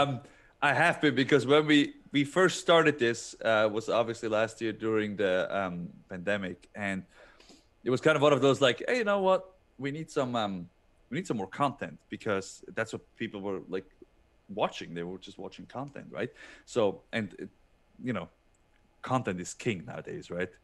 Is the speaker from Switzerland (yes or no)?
yes; Switzerland; moved away as an adult; growing up in Switzerland where every, every mountain, uh, has its own, like, um, fairy tale book